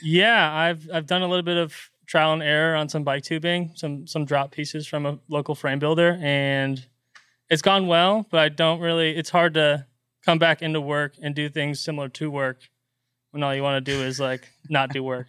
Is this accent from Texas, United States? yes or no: yes; Pflugerville, Texas, United States; now in Austin, United States; I grew up in Pflugerville, technically, which is just north of Austin